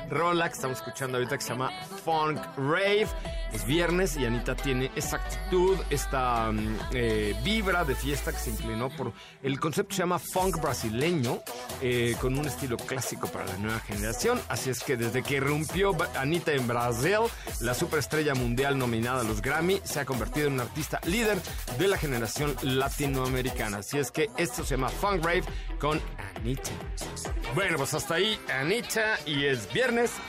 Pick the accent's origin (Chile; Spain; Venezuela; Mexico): Mexico; Yucatán; los yucatecos no hablamos